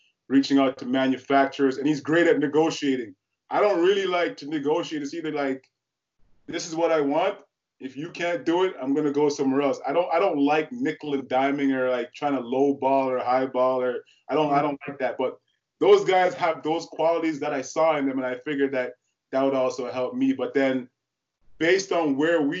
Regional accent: Ottawa, Ontario, Canada; growing up in Ottawa

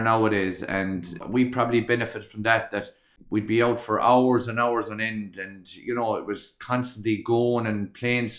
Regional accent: Kilkee, Munster, Ireland; born or raised there

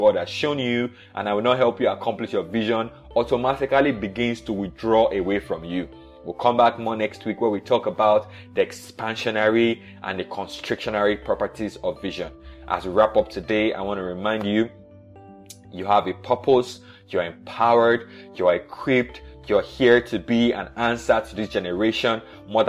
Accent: Nigeria; I was born in Nigeria in the 80s

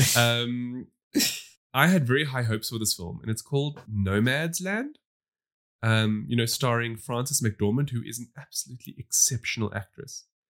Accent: South Africa; We come from South Africa, which has a massive divide

